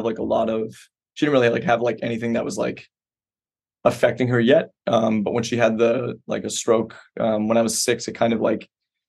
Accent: Quincy, Massachusetts, United States; born there; I was born in Quincy. I lived there for like 5 years

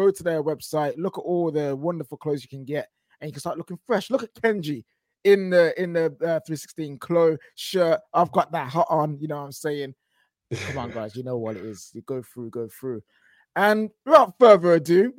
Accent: Birmingham, West Midlands, United Kingdom; I'm from Birmingham

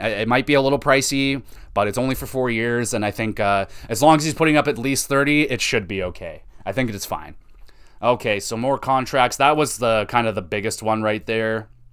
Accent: Canada; as a Canadian

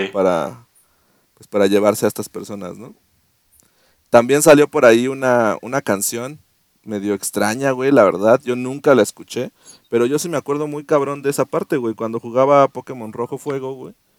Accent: Mexico City, Mexico; moved away; also born or lived in Querétaro; Nací en la capital del mundo, güey. en el ombligo del mundo, en el ombligo de, México, Iztapalapa.

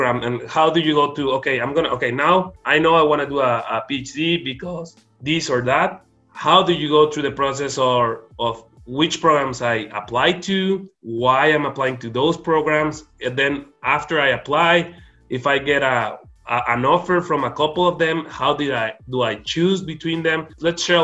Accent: Mexico; moved away as an adult; also born or lived in Arizona; I wanted to be close to my hometown, be close to my family. So I wanted to be close to Mexico

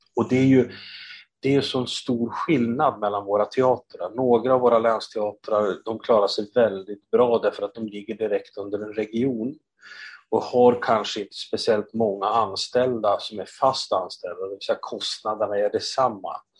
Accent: Östersund, Jämtland, Sweden; Jag är uppvuxen i Östersund

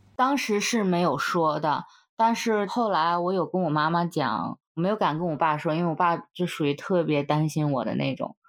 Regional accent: Hebei, China; moved away as an adult; also born or lived in United States; 我们那儿当地的河北

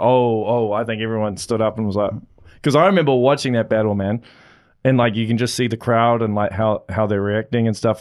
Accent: Auckland, New Zealand; moved away as an adult; now in Hamilton, New Zealand; I grew up in West Auckland

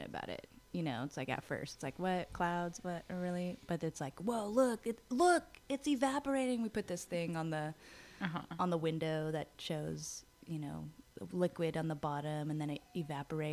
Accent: Los Angeles, California, United States; I grew up in Los Angeles

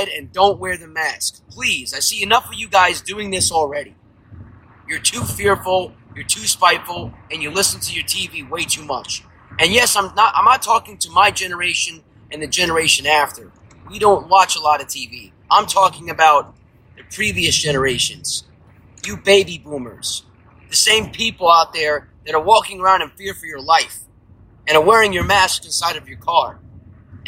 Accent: United States; as an American

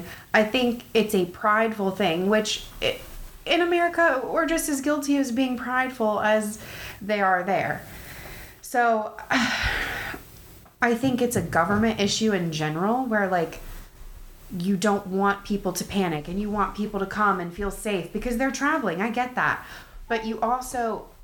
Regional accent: United States

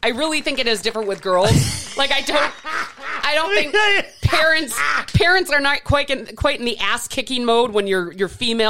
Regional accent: Wauwatosa, Wisconsin, United States; also born or lived in West Allis, Wisconsin; I was in school from kindergarten through first grade in West Allis, mm-hmm. and then we moved to Wauwatosa.

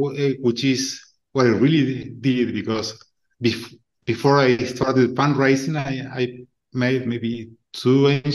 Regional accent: Argentina; moved away as an adult; also born or lived in United States / California / Chile / Colombia; now in Uruguay; I was born and raised in Argentina

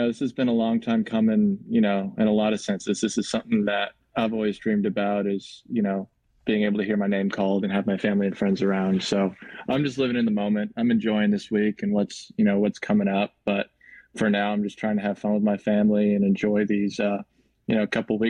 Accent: Encinitas, California, United States; moved away as an adult; also born or lived in Nashville, Tennessee; I grew up in Encinitas, California. My parents still live here, and so do, you know, a lot of my family members. But it's a nice little beach bubble community in North County, San Diego. I live like 5-10 minutes from the beach.

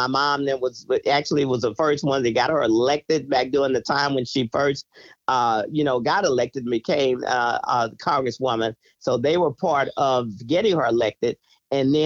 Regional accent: Houston, Texas, United States; I'm actually from the north side. I'm from Acres Homes.

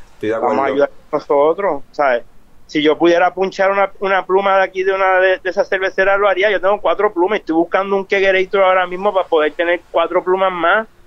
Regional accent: Ponce, Puerto Rico; moved away; also born or lived in United States; soy nací en Ponce

